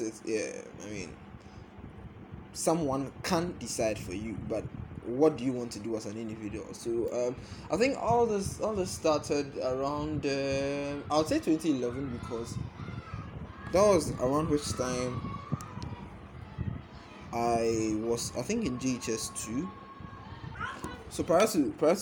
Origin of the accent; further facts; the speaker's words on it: Ghana; also born or lived in Accra, Ghana / Cape Coast, Ghana; I'm a Ghanaian. I have lived most of my life around the coastal belt of Ghana. So Accra, Cape Coast, Accra, yes, those are the places. Most of my life